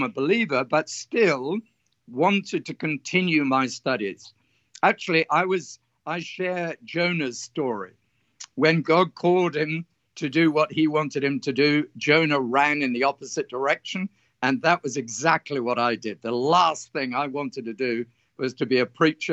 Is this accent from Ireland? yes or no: no; south of England, United Kingdom; moved away as an adult; now in Australia; I was brought up in England on a farming community in the south of England